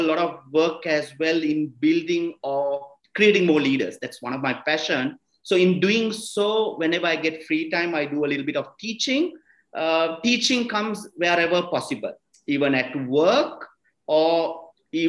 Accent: Kandy, Central Province, Sri Lanka; I come from Kandy. I'm from Kandy and I'm from Sri Lanka.

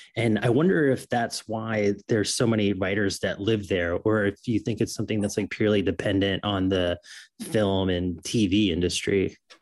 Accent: Florida, United States; moved away; also born or lived in New York; And I grew up in Florida. I'm from New York

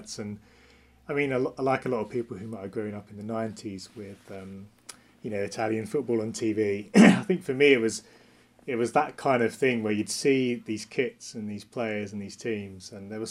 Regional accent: Essex near Southend, East of England, United Kingdom; I grew up in Essex near Southend.

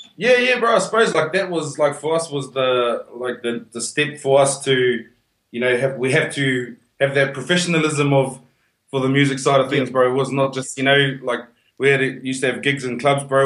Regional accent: Whanganui, Manawatū-Whanganui, New Zealand; now in Perth, Australia; I'm from Wongas, from Wanganui.

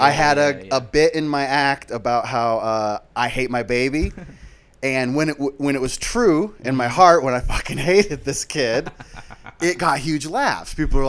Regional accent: Des Moines, Iowa, United States; Born in Des Moines, Iowa.

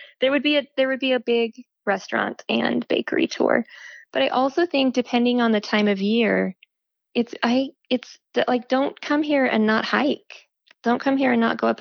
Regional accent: Roosevelt, Utah, United States; moved away as an adult; also born or lived in Salt Lake City, Utah; I grew up in Roosevelt in the Uinta Basin

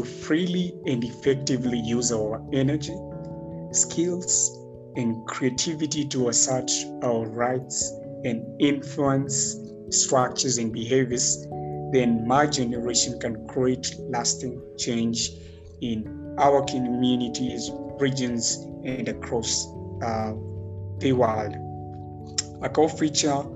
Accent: Nairobi, Kenya; I grew up in Makuru, which is an urban slum located in Nairobi

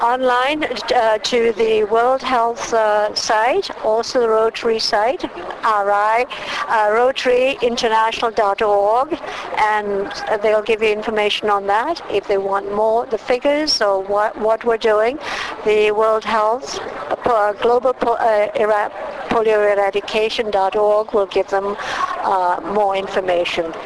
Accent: Cambridge, Ontario, Canada; I'm from Cambridge, Ontario, Canada.

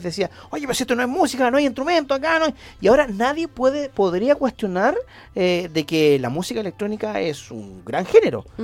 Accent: Antofagasta, Chile; born or raised there; moved away as an adult; now in Santiago, Chile

